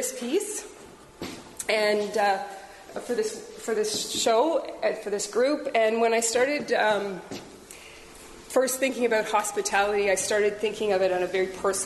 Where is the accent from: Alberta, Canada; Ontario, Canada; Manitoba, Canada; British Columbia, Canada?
Ontario, Canada; Peterborough; I was raised in Peterborough, and I've raised a family here as well